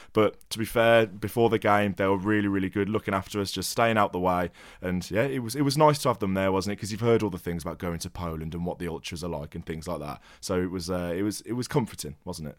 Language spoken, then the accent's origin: English; England, United Kingdom; as an English fan